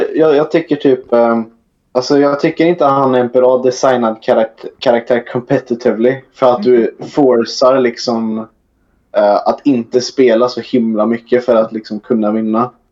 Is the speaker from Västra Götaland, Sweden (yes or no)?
yes; near Trollhättan, Västra Götaland, Sweden; jag kommer från över Trollhättan, kanske 45 minuter med bil